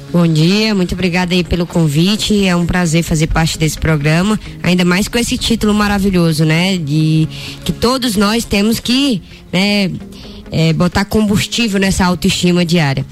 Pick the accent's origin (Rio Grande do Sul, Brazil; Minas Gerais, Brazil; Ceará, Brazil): Ceará, Brazil; moved away; Eu que sou nordestina, cearense, saí né, tão cedo de casa